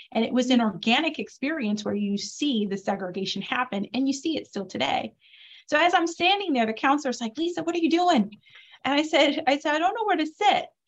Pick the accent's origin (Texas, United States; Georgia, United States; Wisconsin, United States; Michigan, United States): Michigan, United States; Detroit; I grew up in Detroit, Michigan